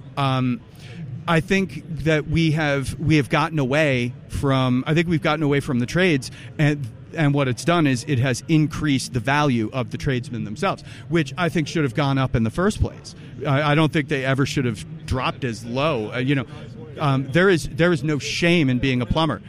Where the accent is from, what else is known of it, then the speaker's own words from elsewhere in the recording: New Jersey, United States; also born or lived in Massachusetts; now in New Hampshire, United States; I'm originally from New Jersey, yep. born and bred. Well, I was actually born in Mass, so I'm a masshole, but also from New Jersey. Then moved to New Hampshire